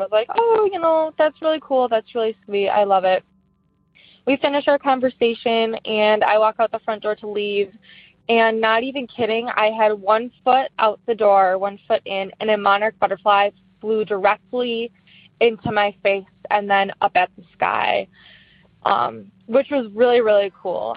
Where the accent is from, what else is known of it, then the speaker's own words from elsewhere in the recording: Wisconsin, United States; I am from Wisconsin.